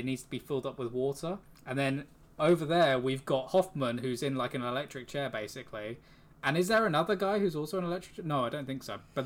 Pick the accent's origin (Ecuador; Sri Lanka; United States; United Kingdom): United Kingdom; England; We are from England. Yep. Folkestone, Kent.